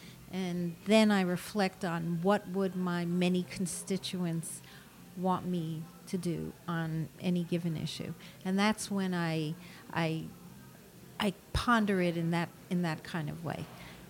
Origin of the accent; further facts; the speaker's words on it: New York City, New York, United States; I grew up at 93rd in Amsterdam.